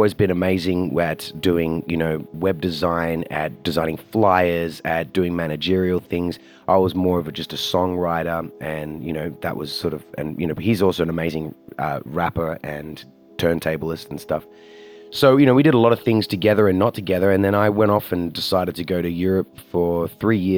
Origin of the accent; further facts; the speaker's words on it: Australia; I'm from Australia